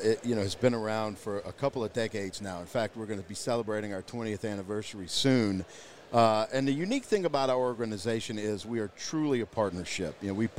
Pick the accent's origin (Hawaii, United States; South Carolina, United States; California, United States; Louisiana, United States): Louisiana, United States; moved away; back in my home state in Louisiana